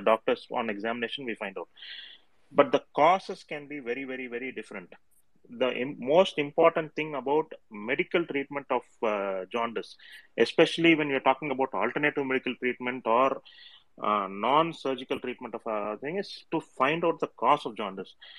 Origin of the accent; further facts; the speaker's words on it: Salem, Tamil Nadu, India; I know I'm from Salem